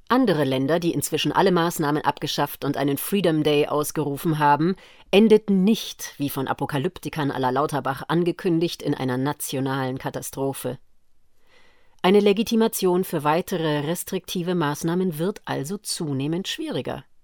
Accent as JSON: {"language": "German", "country": "Austria", "said": "wie in meinem Heimatland Österreich als Drohkulisse eingeführt, einen weiteren Lockdown"}